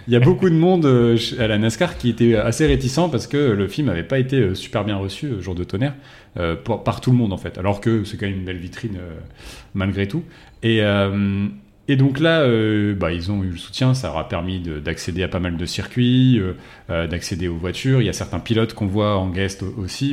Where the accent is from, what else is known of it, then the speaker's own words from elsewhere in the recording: France; on était français